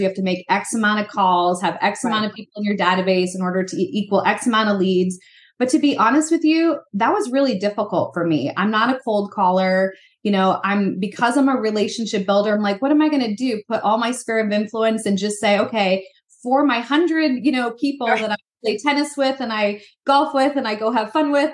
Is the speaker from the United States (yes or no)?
yes; East Coast, United States; I grew up on the East Coast too.